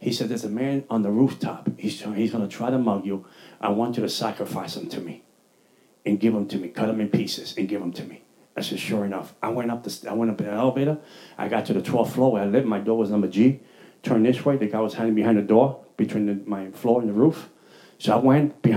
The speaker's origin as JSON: {"language": "English", "town": "New York City", "region": "New York", "country": "United States", "tie": "born or raised there", "said": "I'm from the Bronx."}